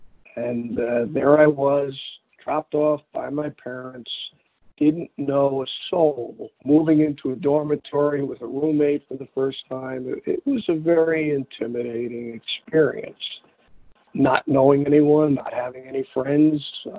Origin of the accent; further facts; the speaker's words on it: New York City, New York, United States; growing up in Flatbush in Brooklyn, back in the late 60s, early 70s.